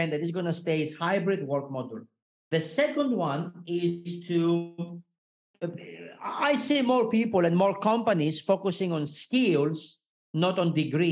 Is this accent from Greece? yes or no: yes; Greece; moved away as an adult; also born or lived in Switzerland; I was born in Greece, and so far I lived and worked in eight different countries